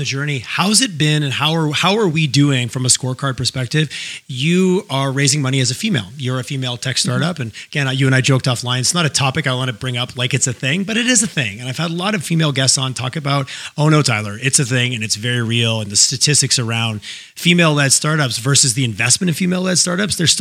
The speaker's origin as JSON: {"language": "English", "country": "Canada", "tie": "born or raised there", "also_born_or_lived": "Toronto / Montreal", "moved": "yes", "lives_now": "Calgary, Canada", "said": "I grew up in Toronto, Montreal"}